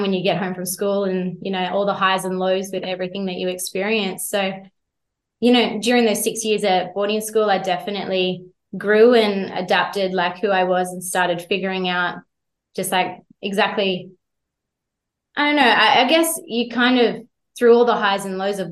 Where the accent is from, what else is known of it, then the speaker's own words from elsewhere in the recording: Jindabyne, New South Wales, Australia; growing up in Jindabyne